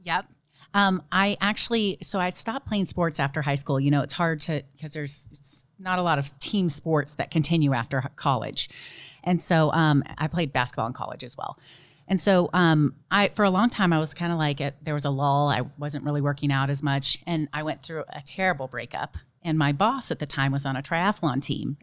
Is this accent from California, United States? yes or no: yes; Dana Point, California, United States; also born or lived in Memphis, Tennessee; I am from Dana Point, California